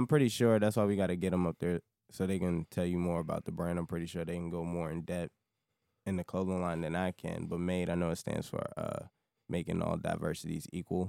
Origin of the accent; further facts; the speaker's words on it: Alexandria, Virginia, United States; moved away as an adult; also born or lived in Korea; now in Washington, D.C., United States; I'm from Richmond Highway, Alexandria, but I'm out in Northeast now. But, yeah, we from the highway, so, you know, we coming in here. Alexandria all day.